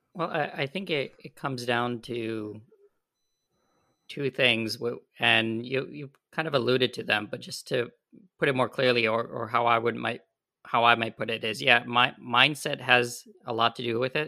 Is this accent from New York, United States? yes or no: yes; upstate New York, United States; I grew up in the Northeast in New York specifically, and it was outside of the city. So we, we call it upstate New York.